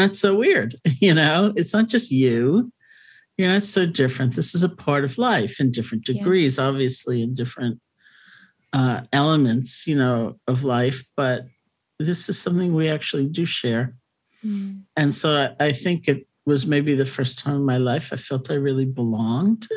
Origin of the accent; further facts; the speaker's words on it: New York City, New York, United States; also born or lived in Buffalo; I grew up in New York City, went to college in Buffalo